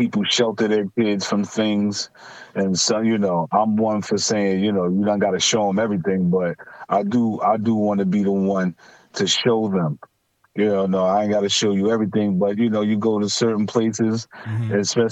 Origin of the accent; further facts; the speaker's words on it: New York City, New York, United States; I'm from Stapleton